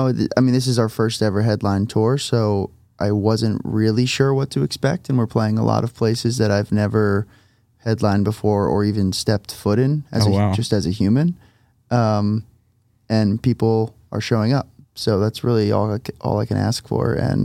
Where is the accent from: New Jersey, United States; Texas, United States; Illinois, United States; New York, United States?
New Jersey, United States; moved away; I'm from New Jersey, so the East Coast has been definitely something I'm looking forward to.